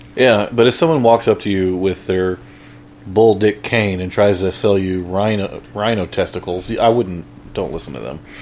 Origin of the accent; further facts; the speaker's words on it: Midwest, United States; I'm from the Midwest